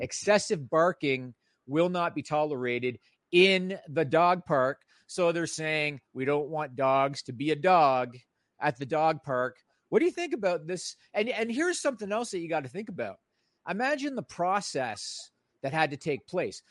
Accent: Toronto, Ontario, Canada; This one takes place in my hometown

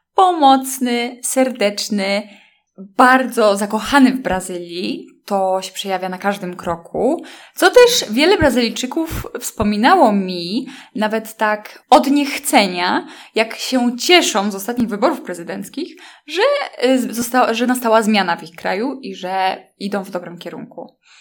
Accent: Poland; skąd jestem i zaczęłam mówić o łódzkiej filmówce

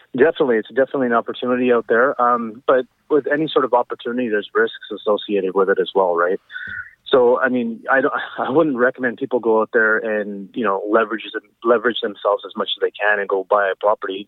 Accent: Abbotsford, British Columbia, Canada; also born or lived in Surrey / Burnaby; I was born and raised in Abbotsford

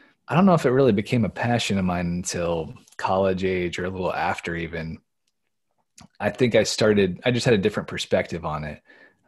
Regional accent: Midwest, United States; now in Pennsylvania, United States; growing up in the Midwest, persimmons was something we partake in quite a bit. But out here in Pennsylvania, not as many folks know about them

